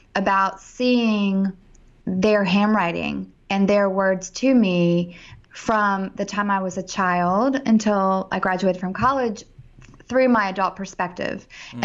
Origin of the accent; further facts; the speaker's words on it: Richmond, Virginia, United States; I'm from Richmond